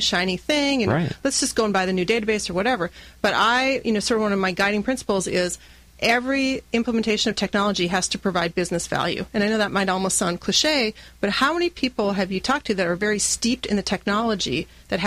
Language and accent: English; North Dakota, United States; I grew up in North Dakota, and so you could actually take German and Norwegian in school there because there's so many Norwegians